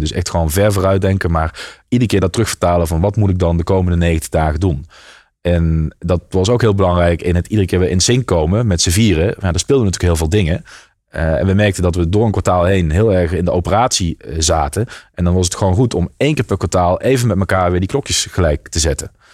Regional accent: south of Maastricht, Limburg, Netherlands; die stond in uh, onder Maastricht. dus net voordat je de Belgische grens overgaat. En ehm, nou, daar heb ik ook mijn hele jeugd doorgebracht

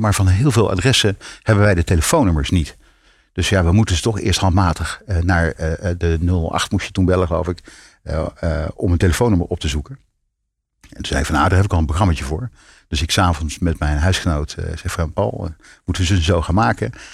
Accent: North Brabant, Netherlands; in mijn studententijd in Brabant, waar ik vandaan kom

